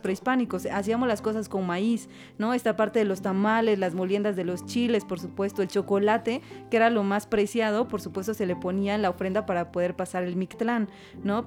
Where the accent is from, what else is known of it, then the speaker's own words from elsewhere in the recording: Oaxaca, Mexico; Como identidad que tengo en Oaxaca, nos enseñaron a ser comunidad